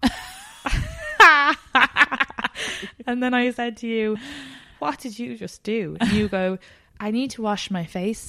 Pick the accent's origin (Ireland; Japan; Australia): Ireland; moved away as an adult; now in New York, United States; depending on where I am in Ireland, but if I were back now in my hometown